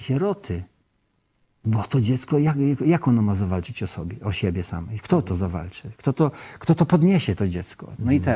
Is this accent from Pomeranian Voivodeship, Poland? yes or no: yes; Kashubia, Pomeranian Voivodeship, Poland; My pochodzimy razem z żoną z Kaszub